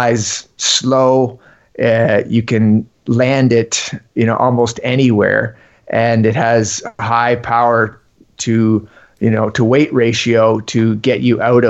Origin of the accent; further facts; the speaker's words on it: Ontario, Canada; now in Yukon, Canada; I grew up in Ontario, so which is 6,000 kilometers from here.